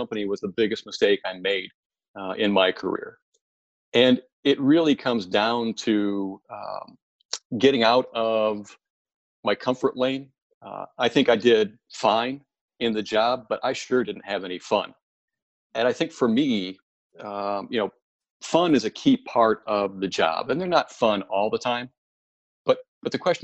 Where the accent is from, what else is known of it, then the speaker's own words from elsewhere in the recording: Michigan, United States; I grew up on a dairy farm in mid-Michigan